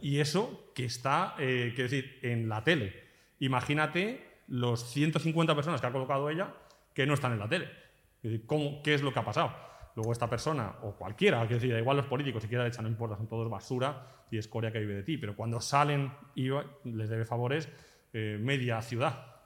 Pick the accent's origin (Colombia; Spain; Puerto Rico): Spain; moved away as an adult; now in Portugal; yo soy un español que ahora vivo aquí